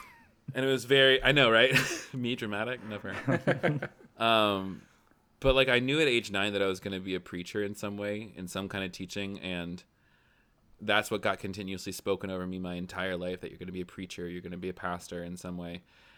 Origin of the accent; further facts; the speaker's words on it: the South, United States; I'm from the South. I've never met a stranger.